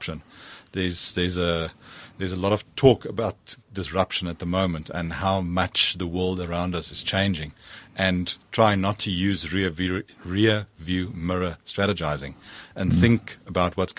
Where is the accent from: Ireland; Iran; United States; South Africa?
South Africa; As a South African, as a patriot